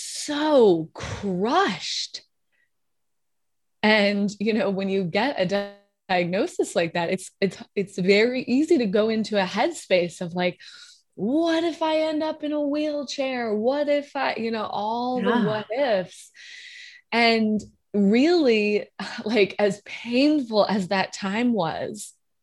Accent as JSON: {"language": "English", "region": "Wyoming", "country": "United States", "tie": "born or raised there", "also_born_or_lived": "South Carolina / New York", "moved": "as an adult", "lives_now": "Los Angeles, United States", "said": "I was born in Wyoming. So it's like, you can imagine a woman who comes from like conservative Wyoming roots"}